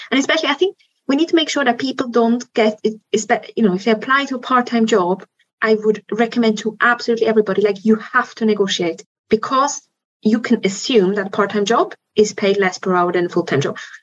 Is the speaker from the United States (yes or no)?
no; Switzerland; moved away; Switzerland, where I'm from